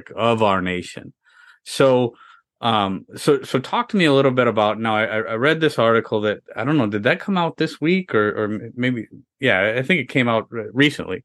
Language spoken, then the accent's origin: English; United States; I'm an American. I was born here. I've been here my whole life